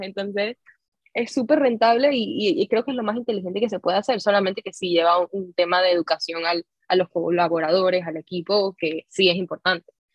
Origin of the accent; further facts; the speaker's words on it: Panama; nosotros como panameños